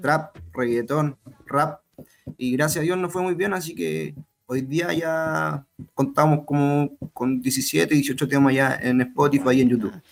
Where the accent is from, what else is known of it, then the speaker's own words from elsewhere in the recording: Chile; yo como chileno